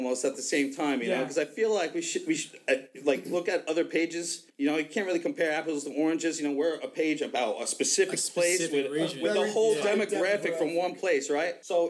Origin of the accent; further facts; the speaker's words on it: Kings Park, New York, United States; We grew up in Kings Park.